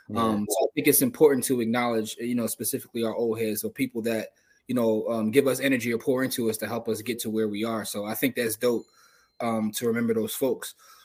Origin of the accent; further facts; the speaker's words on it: Philadelphia, Pennsylvania, United States; I'm from Philly